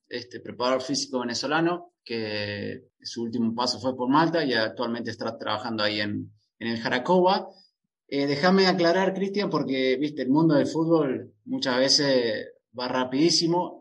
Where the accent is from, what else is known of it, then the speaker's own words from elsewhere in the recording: Argentina; somos acá dos argentinos